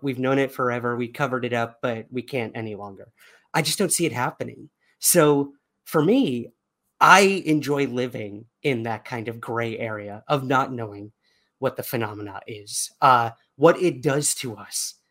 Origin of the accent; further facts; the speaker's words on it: New York City, New York, United States; being a New Yorker